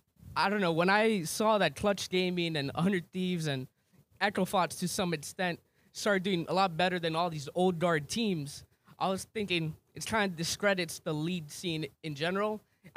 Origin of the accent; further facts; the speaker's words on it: Miami, Florida, United States; I'm from Miami.